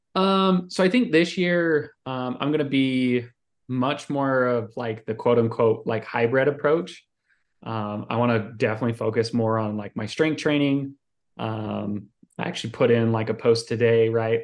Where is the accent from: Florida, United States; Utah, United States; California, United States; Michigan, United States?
Utah, United States; Salt Lake City; moved away; I'm originally from Salt Lake City, Utah